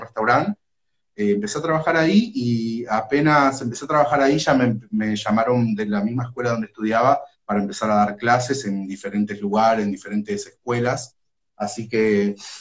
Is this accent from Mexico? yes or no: no; Ituzaingó, Corrientes, Argentina; now in Moreno, Argentina; vivo acá en Moreno, pero nací y me crié en Corrientes, en Ituzaingó